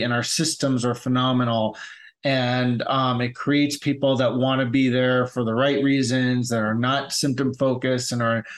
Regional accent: United States; I'm from New York, New Jersey

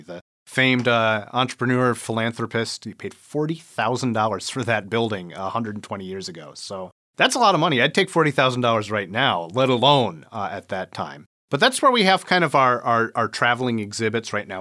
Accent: Port Huron, Michigan, United States; also born or lived in Dearborn, Michigan; back here in Port Huron, my hometown, where all my folks were still

